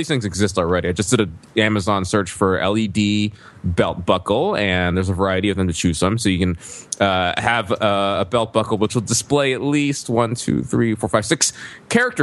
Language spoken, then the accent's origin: English; the South, United States; what I grew up with in the South